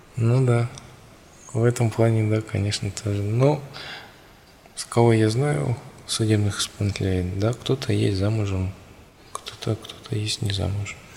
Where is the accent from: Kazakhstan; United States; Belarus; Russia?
Kazakhstan; мы, казахи